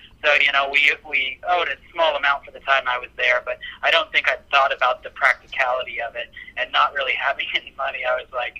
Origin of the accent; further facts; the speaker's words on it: Portland, United States; just in my hometown in Portland